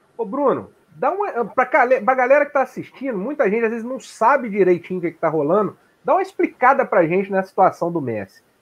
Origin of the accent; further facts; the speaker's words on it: Além Paraíba, Minas Gerais, Brazil; moved away; Além Paraíba, minha terra natal